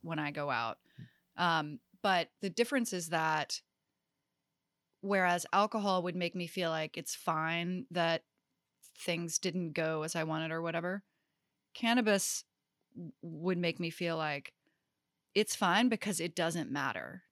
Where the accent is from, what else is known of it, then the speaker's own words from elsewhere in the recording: Greensboro, North Carolina, United States; I grew up in Greensboro, North Carolina